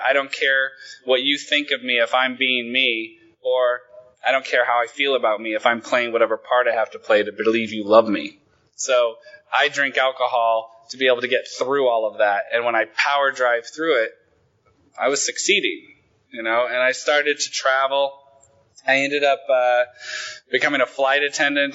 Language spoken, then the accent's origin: English; Willamette Valley, Oregon, United States; also born or lived in Los Angeles, United States; now in Sweden; I come from a tiny little shit town in the Willamette Valley, and I hated it